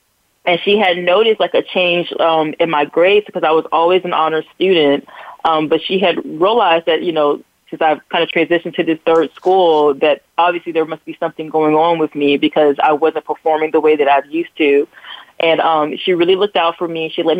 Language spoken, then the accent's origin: English; Newport News, Virginia, United States; born there; also born or lived in California / New Jersey / North Carolina; I've lived in three different areas in California. We lived in, New Jersey, North Carolina. I was born in Newport News